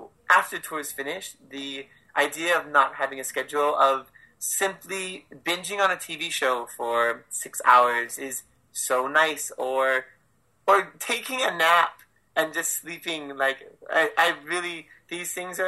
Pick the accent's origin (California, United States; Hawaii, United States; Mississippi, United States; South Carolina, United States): Hawaii, United States; it's my hometown